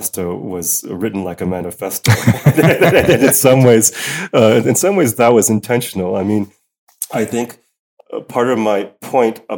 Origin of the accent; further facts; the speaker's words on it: United States; now in Netherlands; as an American